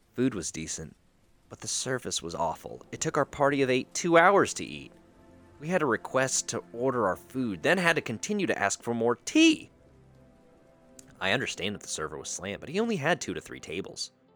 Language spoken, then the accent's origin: English; Sumter, South Carolina, United States; I grew up in Sumter